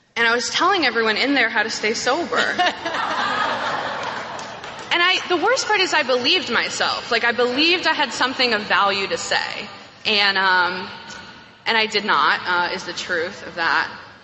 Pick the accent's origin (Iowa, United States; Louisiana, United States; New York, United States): New York, United States; I'm from New York. I grew up on the upper, upper west side, as we call it